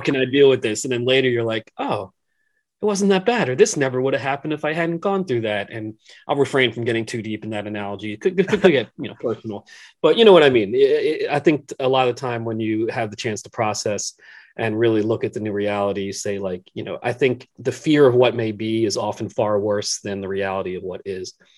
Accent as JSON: {"language": "English", "area": "Philadelphia area", "region": "Pennsylvania", "country": "United States", "tie": "born or raised there", "said": "growing up in the Philadelphia area"}